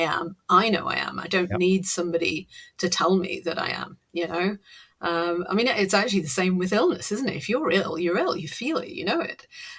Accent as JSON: {"language": "English", "region": "North East England", "country": "United Kingdom", "tie": "born or raised there", "said": "And Northeasterner, because I am, you know, I was brought up in the Northeast, all over the Northeast."}